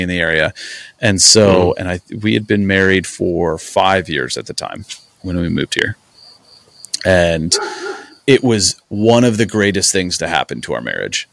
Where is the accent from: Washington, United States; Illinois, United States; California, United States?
Illinois, United States; Brimfield; also born or lived in Kickapoo, Illinois / Peoria, Illinois; I grew up in a small farm town called Brimfields where I went to high school